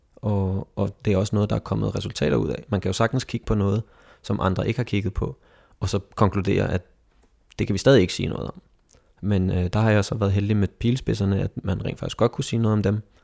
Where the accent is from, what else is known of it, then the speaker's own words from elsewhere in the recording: Egedal, Capital Region of Denmark, Denmark; vores Egedal, hvor jeg kommer fra